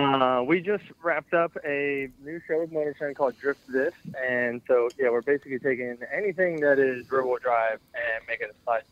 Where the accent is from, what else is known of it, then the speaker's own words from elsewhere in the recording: Doylestown, Pennsylvania, United States; I'm from Doylestown, Pennsylvania.